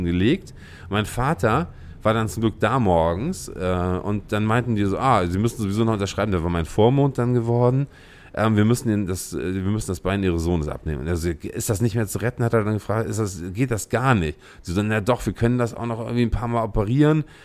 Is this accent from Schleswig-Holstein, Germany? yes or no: yes; Lübeck, Schleswig-Holstein, Germany; moved away as an adult; also born or lived in Berlin; Ich bin Lübecker. Ich komme aus Lübeck hm. ursprünglich.